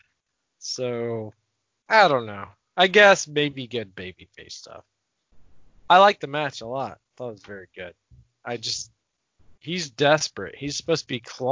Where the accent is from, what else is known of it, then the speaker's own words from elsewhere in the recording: Georgia, United States; we're from Georgia